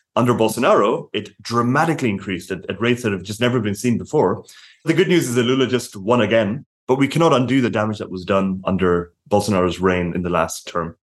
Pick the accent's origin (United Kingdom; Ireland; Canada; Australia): Ireland; I'm Irish